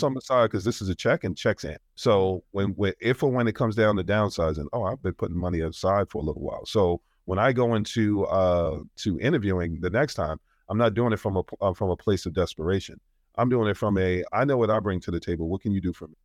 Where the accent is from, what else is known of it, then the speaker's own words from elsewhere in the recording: New York, United States; I'm from New York